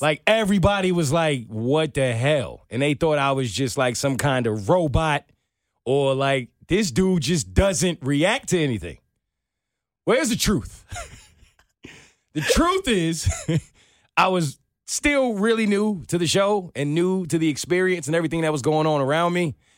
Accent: New York, United States; growing up in New York

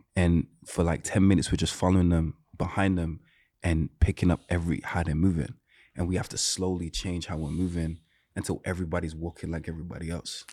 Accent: Birmingham, West Midlands, United Kingdom; moved away; so I'm not from London. I'm from a city called, uh, Birmingham.

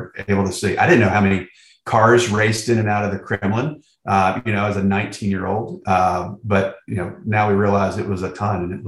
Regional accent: Winston-Salem, North Carolina, United States; I was born in Winston-Salem, grew up on a family farm, still on that family farm right now, right outside of Winston-Salem, little county, Davie County

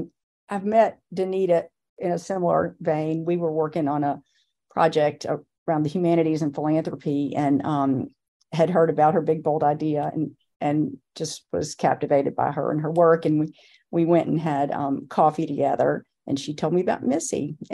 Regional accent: Chapel Hill, North Carolina, United States; moved away as an adult; also born or lived in Charlotte; I knew I was coming back to my hometown with a lot of gaps

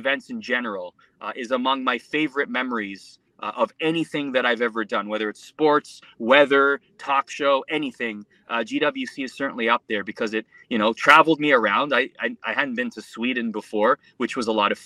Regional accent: Mississauga, Ontario, Canada; also born or lived in Scarborough, Toronto / Oakville; born and raised in Canada, Scarborough, then Mississauga, Oakville area

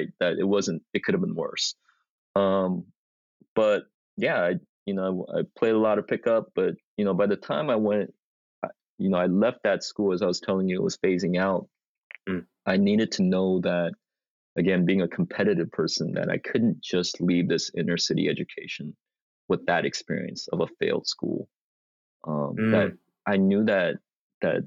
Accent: Springfield, Oregon, United States; also born or lived in Jeju Island, South Korea / Seoul, South Korea / New York; I was the only Asian growing up in Springfield

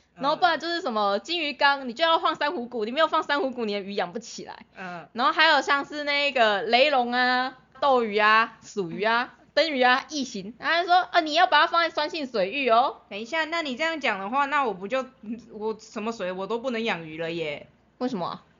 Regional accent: Taiwan; 我也是虎生土长台湾人

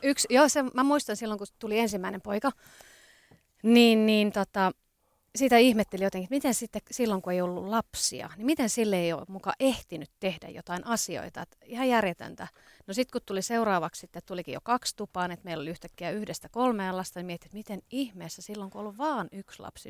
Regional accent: Ostrobothnia, Finland; now in Helsinki, Finland; Pohjanmaalta olen kotoisin, eli Pohjanmaan flikkoja

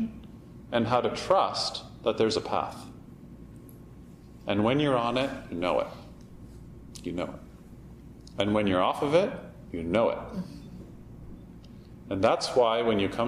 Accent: Canada; we're Canadian

